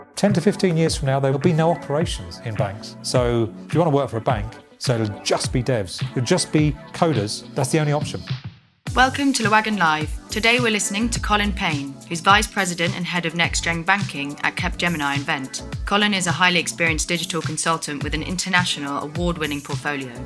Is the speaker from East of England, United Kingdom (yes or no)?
yes; Essex, East of England, United Kingdom; i was born in Essex